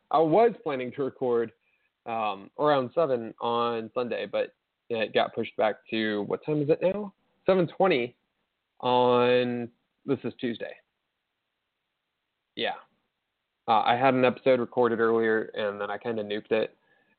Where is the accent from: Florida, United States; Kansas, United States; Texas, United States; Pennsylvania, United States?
Texas, United States; Houston; I'm not a Cowboys fan. I hate the Cowboys. I'm from Houston.